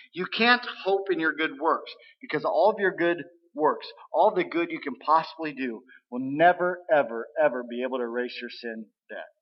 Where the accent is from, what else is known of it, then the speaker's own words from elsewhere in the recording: Missouri, United States; we're from Missouri, uh, we're in the show me state right? You got to show me, or I'm not going to believe. I can say that because I grew up there